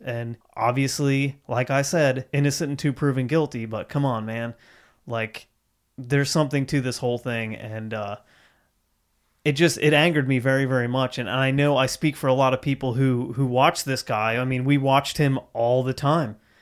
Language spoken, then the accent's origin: English; Central Ohio, United States; now in Huntington, United States; I was, you know, raised in Ohio. I came from Central Ohio, home of the Buckeyes